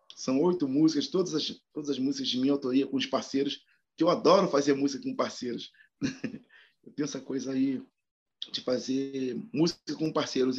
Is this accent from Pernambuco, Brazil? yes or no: no; Rio de Janeiro, Brazil; moved away as an adult; now in São Paulo, Brazil; eu sou carioca, né? Mas eu moro há oito anos no, em São Paulo